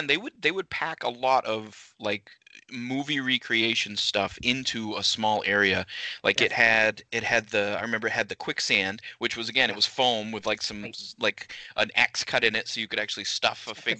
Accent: Maine, United States; We grew up in Maine.

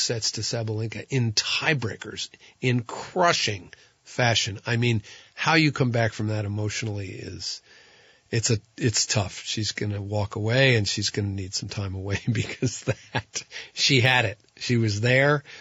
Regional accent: Tunbridge, Vermont, United States; my hometown fair

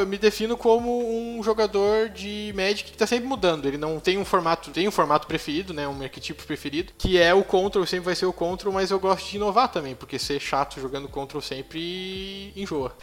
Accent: Montenegro, Rio Grande do Sul, Brazil; eu nasci e me criei aqui em Montenegro, eh, Rio Grande do Sul

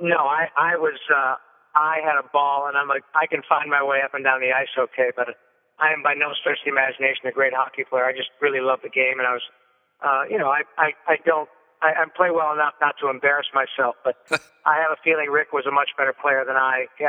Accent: Michigan, United States; now in Los Angeles, United States; I grew up in Michigan, played a lot of hockey

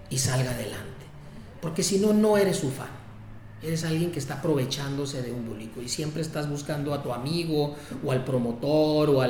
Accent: Tijuana, Baja California, Mexico; also born or lived in San Diego; soy de Tijuana, nacido en San Diego, eh, pero criado en Tijuana.

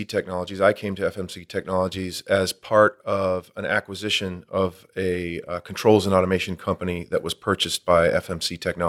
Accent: California, United States; But I was born and raised in Orange County

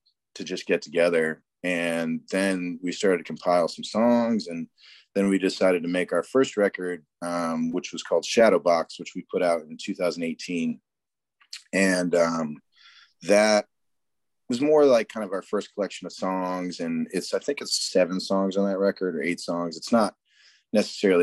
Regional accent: Cape Cod, Massachusetts, United States; moved away; also born or lived in North Carolina; I grew up in Massachusetts on Cape Cod

